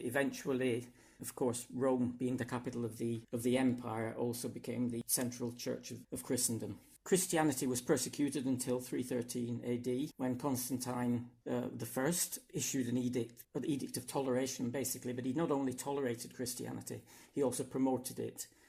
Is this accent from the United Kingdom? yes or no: yes; England, United Kingdom; now in Hungary; I come from England, uh, but I now live in Hungary